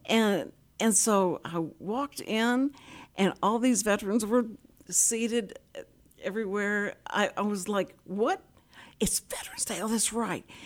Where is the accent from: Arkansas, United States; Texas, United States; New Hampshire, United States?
Texas, United States; Houston; I grew up in Houston